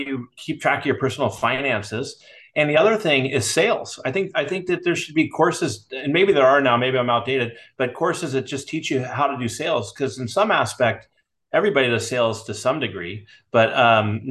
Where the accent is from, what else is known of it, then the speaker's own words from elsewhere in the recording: Burlingame, California, United States; I grew up in the San Francisco Bay Area in a town called Burlingame